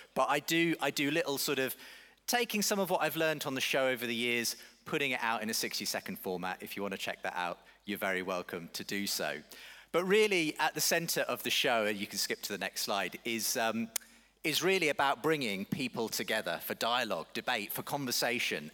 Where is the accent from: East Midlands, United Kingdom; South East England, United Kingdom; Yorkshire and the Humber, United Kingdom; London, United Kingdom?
South East England, United Kingdom; Woking; I'm from all the way over in Woking